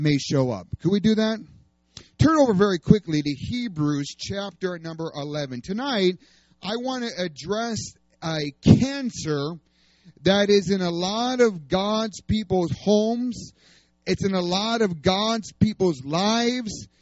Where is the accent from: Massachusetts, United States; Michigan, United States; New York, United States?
New York, United States; moved away as an adult; also born or lived in Oklahoma; I'm from New York